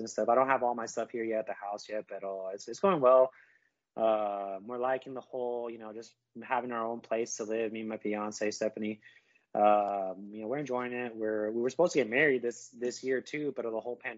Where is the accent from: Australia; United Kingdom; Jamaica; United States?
United States; Yuba City, California; now in Live Oak, United States; I usually tell people I'm from Sacramento, California, because no one knows where Yuba City is